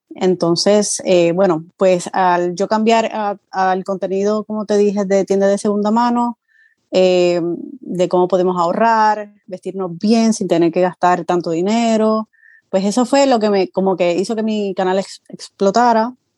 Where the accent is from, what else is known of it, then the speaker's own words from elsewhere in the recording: Puerto Rico; moved away as an adult; now in Florida, United States; soy de Puerto Rico, llevo viviendo aquí en Florida aproximadamente 6 años, pero como tal en Estados Unidos llevo viviendo 10 años